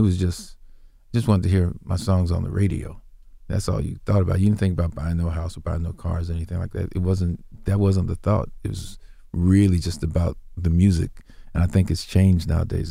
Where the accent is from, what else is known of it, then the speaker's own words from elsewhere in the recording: Indianapolis, Indiana, United States; my hometown and which was Indianapolis